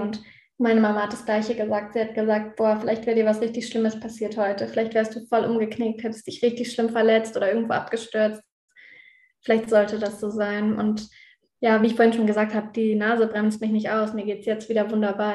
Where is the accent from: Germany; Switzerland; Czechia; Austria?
Austria; Innsbruck, Tyrol; in Innsbruck hier in meinem Heimatort